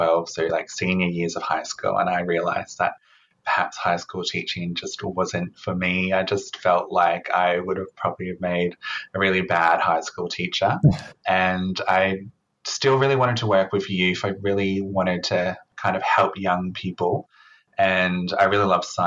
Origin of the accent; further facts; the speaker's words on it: Queensland, Australia; moved away; I was originally from Queensland, and doing a double degree wasn't very common up there.